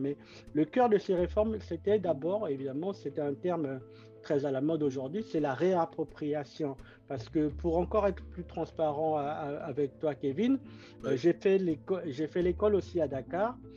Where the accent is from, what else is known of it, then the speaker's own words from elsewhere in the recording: Brazzaville, Republic of the Congo; moved away; Et je suis né à Brazzaville et j'ai grandi à Bakongo